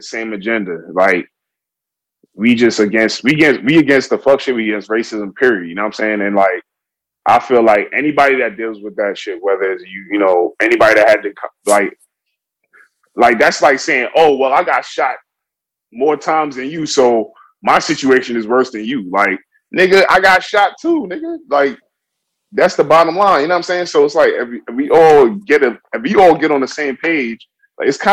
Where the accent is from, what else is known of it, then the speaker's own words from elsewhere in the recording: New York City, New York, United States; I'm from New York. We from New York City